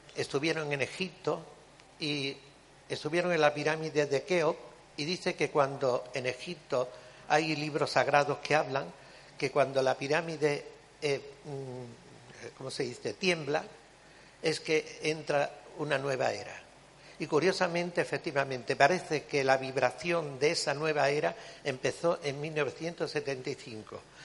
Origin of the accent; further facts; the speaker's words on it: Cádiz, Andalusia, Spain; yo además soy gaditana de Cádiz